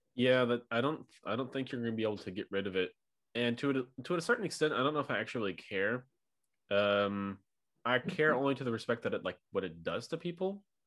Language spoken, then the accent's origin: English; St. Louis, Missouri, United States; So I'm near from St. Louis, Missouri, but not small